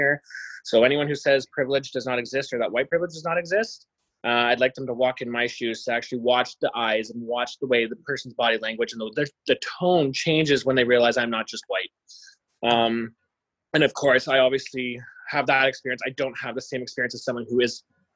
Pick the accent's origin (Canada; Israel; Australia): Canada; Mississaugas of Rice Lake, near Peterborough, Ontario; also born or lived in Montreal area; now in Montreal, Canada; I am from the Mississaugas of Rice Lake community, which is near Peterborough, Ontario